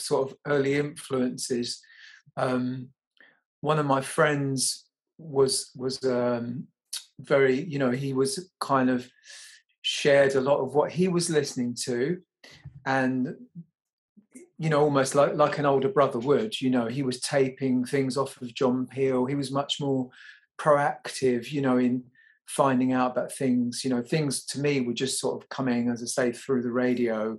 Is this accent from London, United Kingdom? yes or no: yes; London, United Kingdom; I was raised in Fulham, yeah, in southwest London.